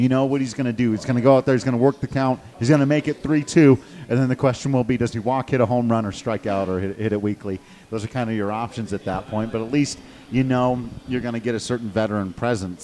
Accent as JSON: {"language": "English", "town": "Grand Junction", "region": "Colorado", "country": "United States", "tie": "born or raised there", "said": "The place was Grand Junction, Colorado, my hometown."}